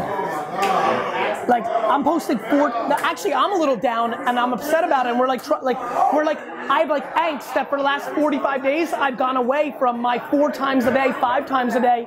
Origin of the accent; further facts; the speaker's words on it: Edison, New Jersey, United States; I grew up in Edison, New Jersey